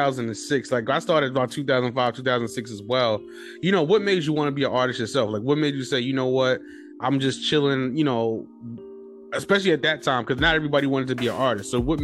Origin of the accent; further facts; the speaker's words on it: New York City, New York, United States; also born or lived in Harlem; I was raised in the Bronx a little bit.